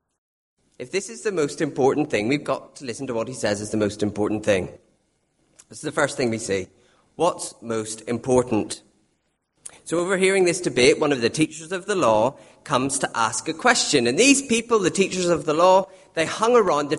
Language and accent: English; Northern Ireland, United Kingdom; being Northern Irish